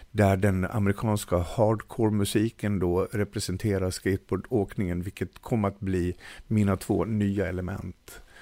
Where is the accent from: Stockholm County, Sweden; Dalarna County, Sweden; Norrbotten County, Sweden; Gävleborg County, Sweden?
Dalarna County, Sweden; jag är en bondpojk som... från Dalarna.